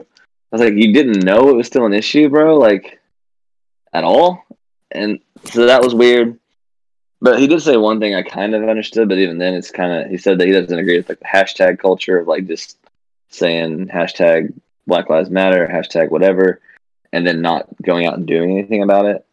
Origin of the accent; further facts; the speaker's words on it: Mount Vernon, United States; I was from Mount Vernon, where I knew one black person my whole life